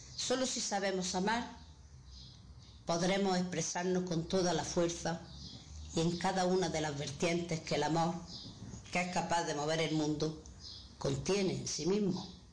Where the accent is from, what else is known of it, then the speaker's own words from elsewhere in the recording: Granada, Andalusia, Spain; soy de Granada